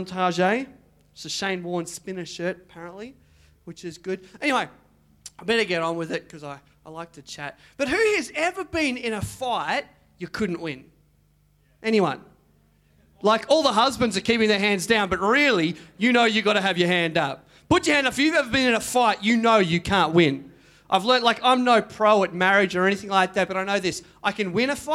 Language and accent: English; Mandurah, Western Australia, Australia; I grew up in Mandurah